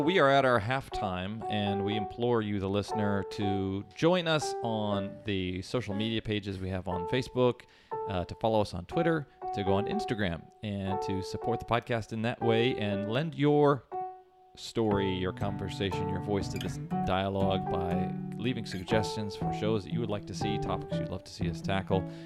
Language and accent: English; Kansas City, United States; I'm from Kansas City